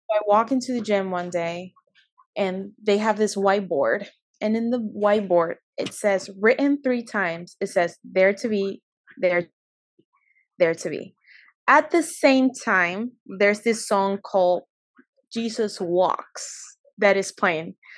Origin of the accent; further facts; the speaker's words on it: Peru; also born or lived in California, United States; I was born in California, but I moved to Peru when I was like five years old. So mm-hmm. I essentially grew up my whole life in Peru.